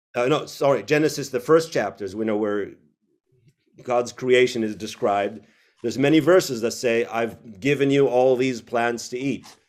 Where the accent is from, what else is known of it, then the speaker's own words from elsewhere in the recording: Israel; moved away; also born or lived in United States / Tel Aviv; I was born in the U S, but grew up in Israel.